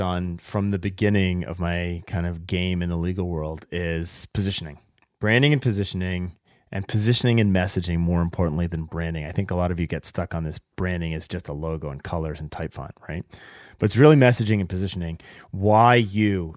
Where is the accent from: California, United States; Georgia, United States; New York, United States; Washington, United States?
Washington, United States; Seattle; my hometown of Seattle